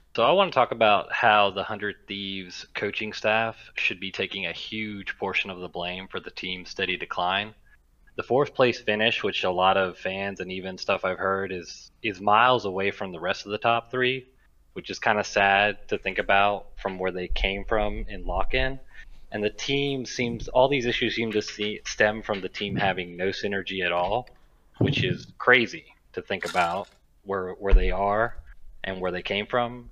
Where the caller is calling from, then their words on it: Gulf Shores, Alabama, United States; calling from Gulf Shores, Alabama